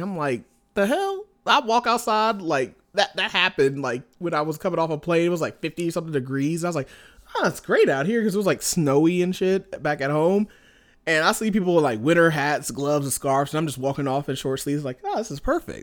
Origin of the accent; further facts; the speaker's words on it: Indianapolis, Indiana, United States; moved away as an adult; now in Montana, United States; I'm from Indianapolis originally